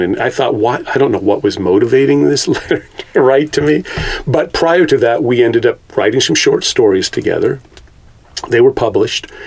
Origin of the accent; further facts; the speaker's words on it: Carmel-by-the-Sea, California, United States; I was born in Car- Carmel